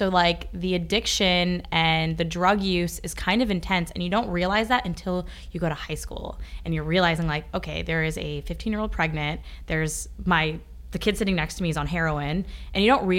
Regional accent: Ashland, Kentucky, United States; born or raised there; accent: country; moved away as an adult; also born or lived in Worcester, Massachusetts; now in New York City, United States

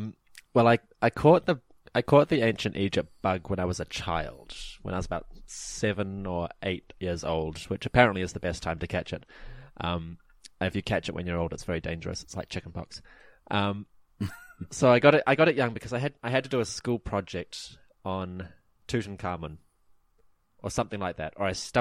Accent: New Zealand; apparently, you know, foreigners say I don't sound like a normal Kiwi. I don't quite have the right accent and all that.

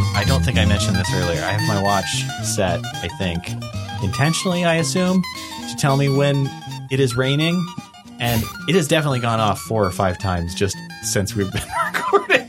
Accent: Las Vegas, Nevada, United States; I am from Vegas

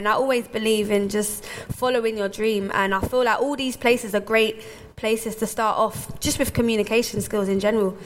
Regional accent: London, United Kingdom; growing up in Hackney

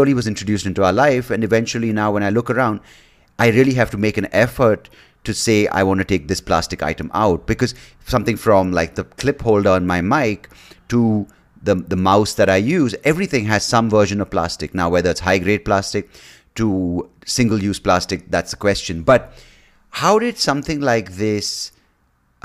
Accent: India; growing up in India

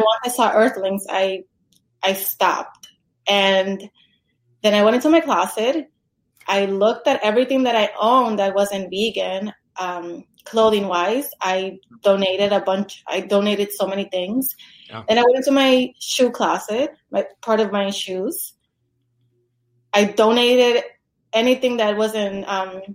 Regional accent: New York City, New York, United States; moved away as an adult; also born or lived in Los Angeles; I'm from New York

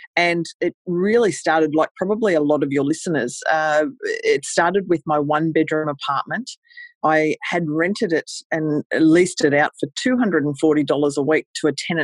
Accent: Australia; I'm from Australia, and I started in a place called Cairns, Queensland.

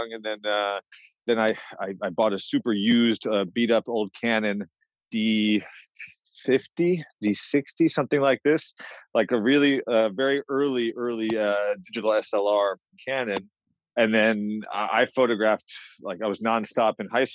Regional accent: Wilton, Connecticut, United States; moved away as an adult; also born or lived in Rhode Island / New York City; I grew up in Connecticut. I grew up outside New York City in a commuter town called Wilton

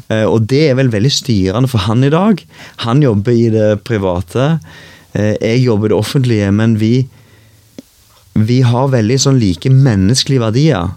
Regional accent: Gandal, Rogaland, Norway; moved away; Jeg er fra Gandal

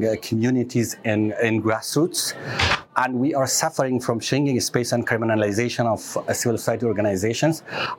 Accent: Greece; English is a second language; which I came from Greece, and not just in Greece, and also in all over Europe.

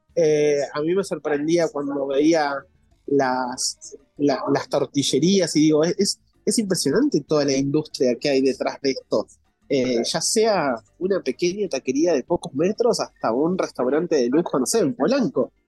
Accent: Argentina; accent: Argentine; now in Mexico City, Mexico; por mi acento yo soy argentino

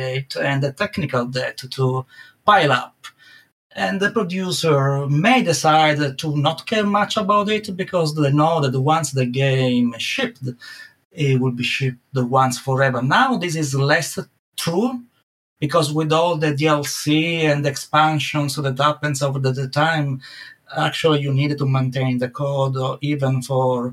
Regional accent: Italy; accent: Italian; English is a second language; moved away as an adult; now in United Kingdom; I never lost to my Italian accent.

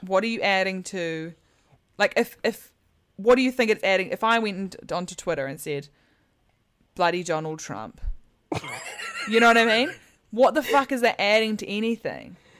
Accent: New Zealand; now in England; I'm from New Zealand and I live in England and I am not an American

